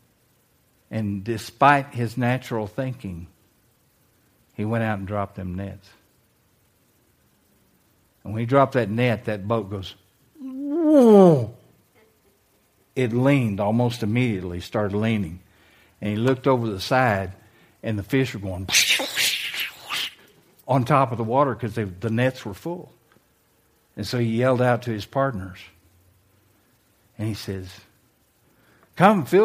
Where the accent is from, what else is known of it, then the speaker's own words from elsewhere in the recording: United States; moved away as an adult; also born or lived in Manila, Philippines; I was an American.